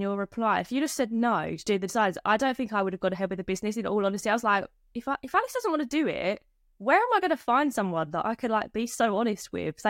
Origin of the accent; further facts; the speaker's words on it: East of England, United Kingdom; I'm 25, I'm from Essex, if you couldn't tell by the accent.